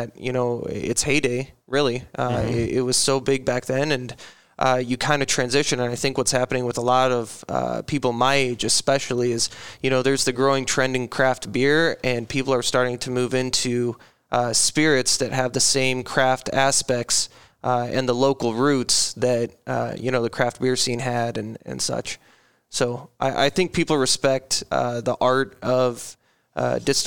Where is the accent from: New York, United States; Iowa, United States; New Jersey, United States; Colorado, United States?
Iowa, United States; Cedar Rapids; also born or lived in Decorah, Iowa / Des Moines, Iowa; born and raised in Cedar Rapids